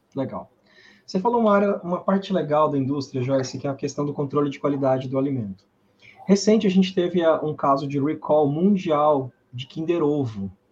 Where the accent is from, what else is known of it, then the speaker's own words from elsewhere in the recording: Minas Gerais, Brazil; also born or lived in Viçosa; Eu sou de Minas também, estudei em Viçosa